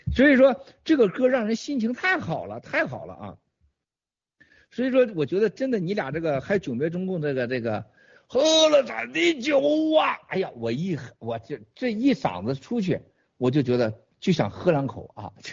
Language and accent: Chinese; Shandong, China; moved away; also born or lived in Northeast China; 这在我们家前院啊，翻过墙头去啊，就山东人的家里都是土墙头